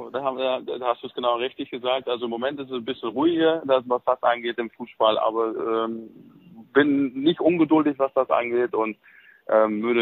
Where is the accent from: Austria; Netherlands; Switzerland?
Netherlands; German is a second language; now in Germany; einfach hier wohl gefühlt und dann irgendwann nach 30 Jahren ist man auch ein bisschen mehr Deutscher als Holländer.